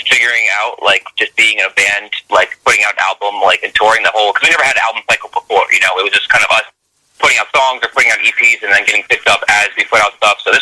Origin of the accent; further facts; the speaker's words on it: Union, New Jersey, United States; central Jersey. We're all from like different areas. Like I'm from Union, so that's like central, right by the airport, by Newark Airport.